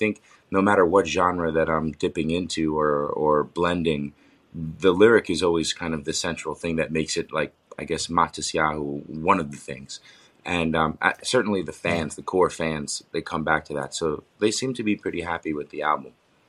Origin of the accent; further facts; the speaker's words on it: New York, United States; now in New Jersey, United States; even though I'm from New York and we live in New York, in New Jersey.